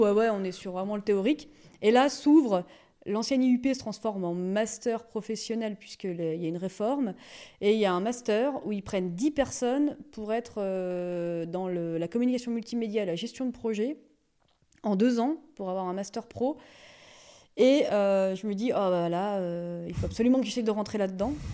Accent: Ambilly, Auvergne-Rhône-Alpes, France; also born or lived in Grenoble / Lyon; je suis née à la frontière euh, suisse. J'ai grandi euh, à Ambi.

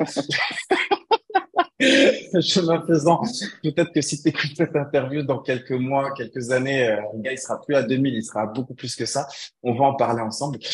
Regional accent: Morocco; moved away; revenir m'installer chez moi au Maroc

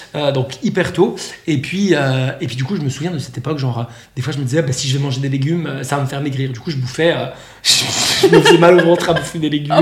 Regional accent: Switzerland; moved away as an adult; now in Bali, Indonesia; à la base, je viens de Suisse

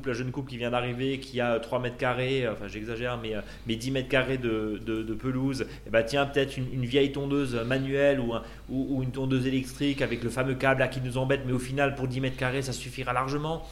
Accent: Alsace, Grand Est, France; chez nous en Alsace

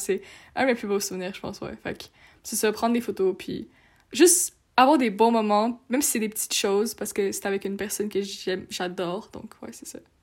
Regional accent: Montreal, Quebec, Canada; also born or lived in France; je suis française, donc euh, avec mes, grands, mes grands-parents venaient nous chercher à Montréal et nous amenaient en France

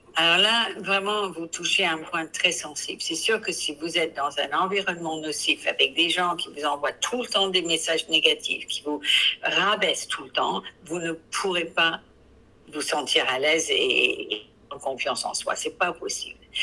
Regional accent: England, United Kingdom; accent: English; French is a second language; now in France; je suis anglaise

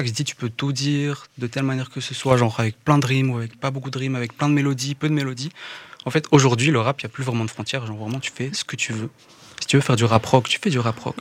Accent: Woluwe-Saint-Lambert, Brussels-Capital Region, Belgium; je viens de Woluwe et Saint-Lambert, donc Bruxelles, hein, ici, la zone.

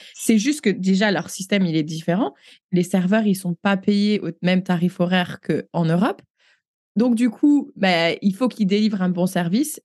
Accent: France; moved away as an adult; now in Canada; on est française.

